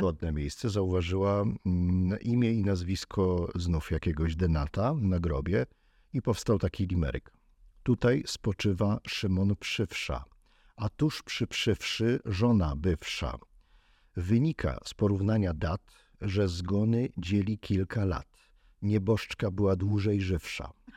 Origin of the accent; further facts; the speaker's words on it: Kraków, Lesser Poland, Poland; Ja jestem z Krakowa